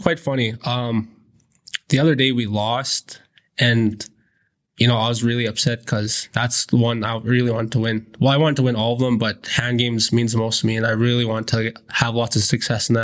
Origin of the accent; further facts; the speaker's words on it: Fort Chipewyan, Alberta, Canada; I'm from Fort Chipewyan, Alberta